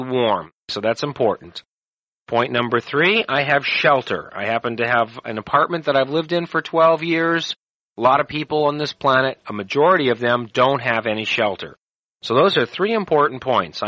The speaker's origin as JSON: {"language": "English", "country": "United States", "said": "I'm an American"}